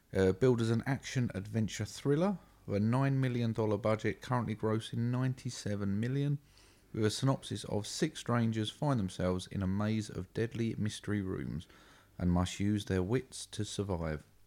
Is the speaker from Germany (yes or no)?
no; United Kingdom; we're British